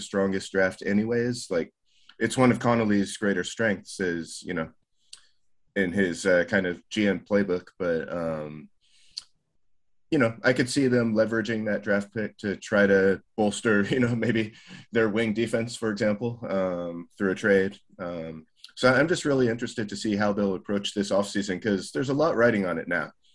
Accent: Colorado, United States; now in Japan; I'm living here in Japan, but that's my home state

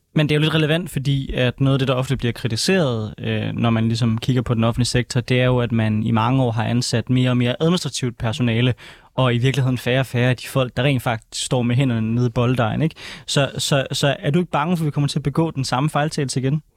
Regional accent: Aarhus, Central Denmark Region, Denmark; jeg er jo fra Aarhus

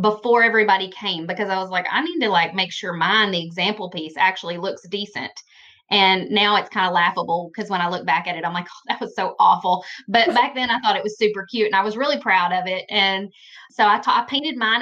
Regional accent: Western Kentucky, United States; I'm from Kentucky, Western Kentucky

